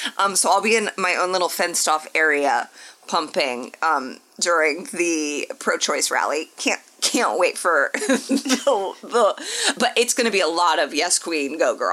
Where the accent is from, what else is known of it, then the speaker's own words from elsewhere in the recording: Indianapolis, Indiana, United States; moved away; I have been asked to MC a reproductive rights rally in my hometown of Indianapolis.